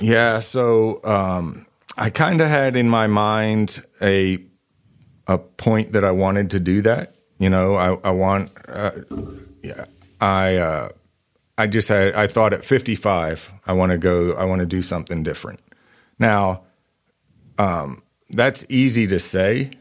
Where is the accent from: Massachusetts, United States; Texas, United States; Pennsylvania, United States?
Pennsylvania, United States; Eastern; moved away as an adult; also born or lived in Knoxville, Tennessee; now in Northwest Arkansas, United States; I grew up in Eastern Pennsylvania